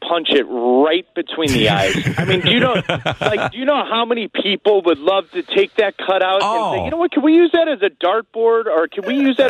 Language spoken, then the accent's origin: English; United States; because we're American